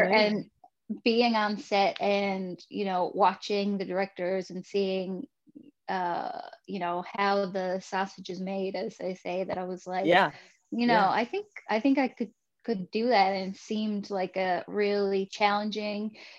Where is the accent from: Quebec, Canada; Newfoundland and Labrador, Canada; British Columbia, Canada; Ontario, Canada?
Newfoundland and Labrador, Canada; Fermeuse; also born or lived in St. John's; I grew up in Vermeuse, which is a small fishing town in Newfoundland